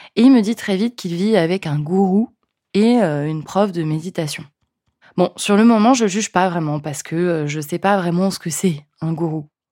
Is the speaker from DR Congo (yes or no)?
no; France; accent: French; mon super accent français